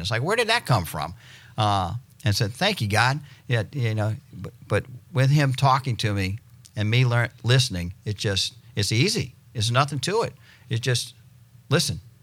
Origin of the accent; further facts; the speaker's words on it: New Orleans, Louisiana, United States; moved away as an adult; now in Destin, United States; I'm originally from New Orleans. Uh, moved here in 96